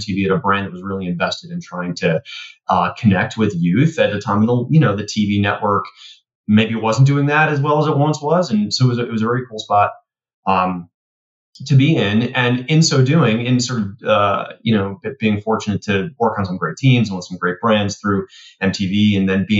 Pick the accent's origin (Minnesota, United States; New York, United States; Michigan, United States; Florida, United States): New York, United States; New York City; growing up in Queens on the, the schoolyard